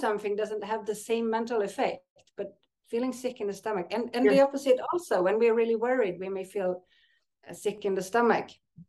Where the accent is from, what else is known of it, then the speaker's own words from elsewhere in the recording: Sweden; It's SE because I'm from Sweden.